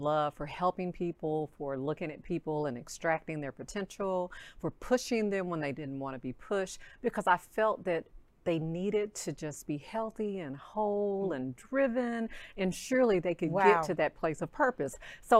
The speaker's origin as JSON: {"language": "English", "region": "Arkansas", "country": "United States", "moved": "as an adult", "lives_now": "Texas, United States", "said": "I'm from Arkansas, wanted to leave that small."}